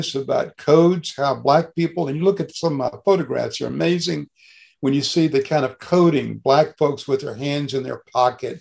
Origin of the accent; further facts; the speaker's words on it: Mississippi Delta, United States; moved away as an adult; now in Carbondale, United States; I grew up in Mississippi. I grew up in cotton country. I was from the Delta of Mississippi